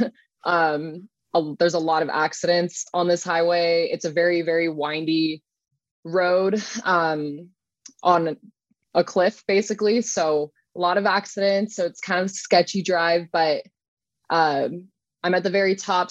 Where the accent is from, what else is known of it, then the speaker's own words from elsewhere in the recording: Dana Point, California, United States; now in Lake Elsinore, United States; I grew up in Dana Point